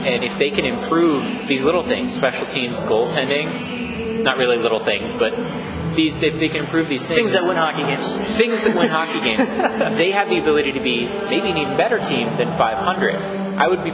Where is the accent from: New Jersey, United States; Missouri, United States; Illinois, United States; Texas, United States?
Texas, United States; I'm from Texas